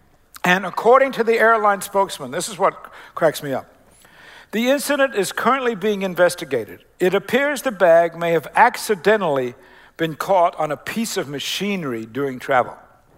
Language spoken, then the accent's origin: English; Decatur, Illinois, United States; also born or lived in Australia / Canada / Oklahoma; And I always say, well, we're from Central Illinois. We're from Decatur. We're from First Christian Church.